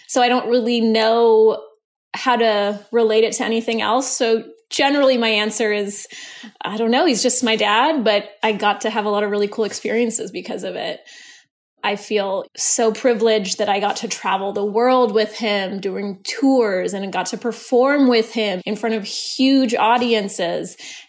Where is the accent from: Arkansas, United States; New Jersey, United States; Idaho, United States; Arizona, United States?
Idaho, United States; Sun Valley; the predominantly white, middle-class, small community I grew up in Sun Valley, Idaho.